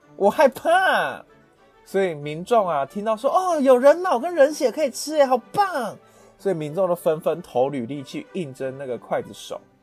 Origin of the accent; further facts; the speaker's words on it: Taiwan; 适合我们台湾人的口味比较淡一点